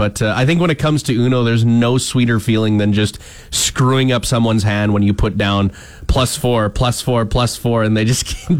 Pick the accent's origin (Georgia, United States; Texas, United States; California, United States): Texas, United States; Waka; Yeah, we had one location in my hometown, Waka. I do believe it was the small town bar in Waka.